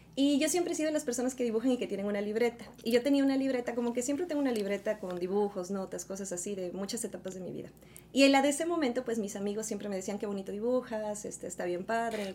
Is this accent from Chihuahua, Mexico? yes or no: no; Veracruz, Mexico; also born or lived in Orizaba; Yo soy originaria de Veracruz, de un pequeño pueblito que se llama San Veracruz.